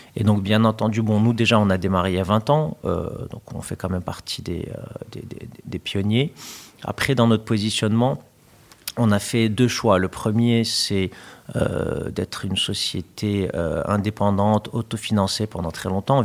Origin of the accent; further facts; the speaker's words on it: Morocco; moved away; also born or lived in France; mon pays d'origine, puisque j'avais déjà hum, en tête cette idée de pouvoir revenir au Maroc